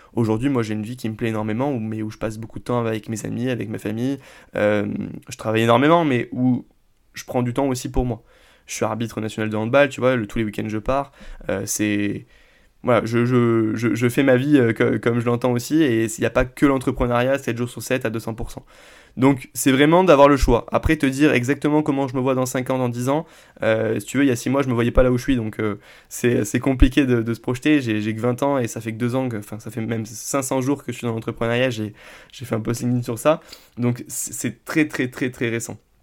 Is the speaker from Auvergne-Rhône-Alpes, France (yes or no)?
no; Vendargues, Occitania, France; moi je viens de Vendargue, on est euh, juste à côté de Montpellier